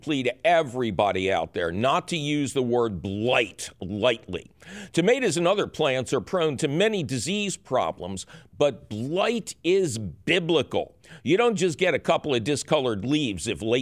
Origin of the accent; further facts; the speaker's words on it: Philadelphia, Pennsylvania, United States; moved away; I'm originally from Philadelphia